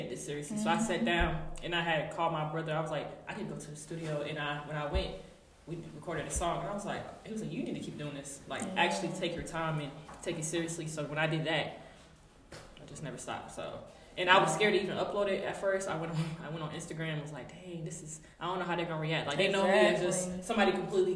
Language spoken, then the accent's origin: English; Raleigh, North Carolina, United States; also born or lived in Durham, North Carolina; I'm Congolese, I grew up in Raleigh, really Raleigh, and I stayed in Durham for 6 years, and then now I'm back to Raleigh